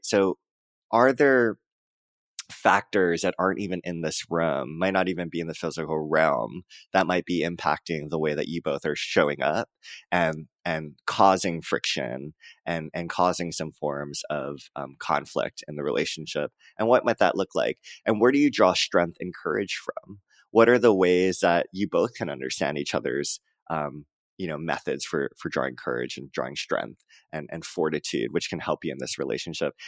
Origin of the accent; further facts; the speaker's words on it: Hawaii, United States; moved away; also born or lived in Joshua Tree, California; I'm from Hawaii